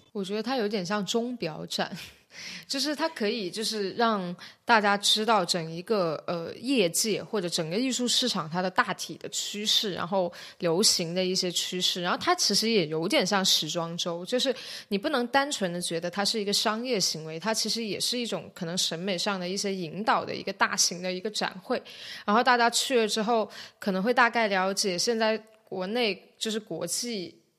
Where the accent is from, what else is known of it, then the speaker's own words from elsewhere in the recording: Shenzhen, Guangdong, China; 我是深圳人，然后我现在正，呃，在香港中文大学读，呃，艺术史的博士学位